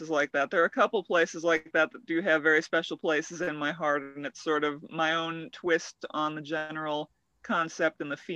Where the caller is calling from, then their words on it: California, United States; The Santa Cruz Mountains in California.